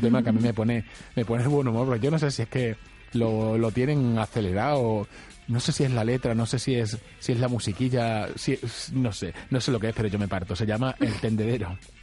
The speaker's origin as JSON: {"language": "Spanish", "town": "Badajoz", "region": "Extremadura", "country": "Spain", "said": "somos muy de Badajoz"}